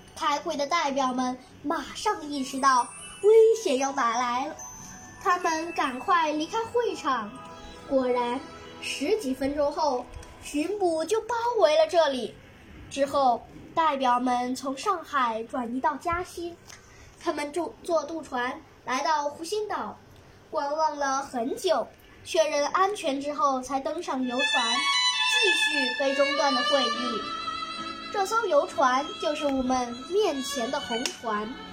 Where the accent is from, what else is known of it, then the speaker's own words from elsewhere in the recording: Nanning, Guangxi, China; 今年十岁，来自广西南宁